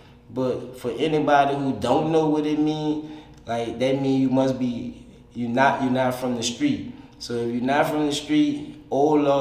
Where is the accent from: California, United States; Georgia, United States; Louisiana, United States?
Louisiana, United States; New Orleans; I'm from New Orleans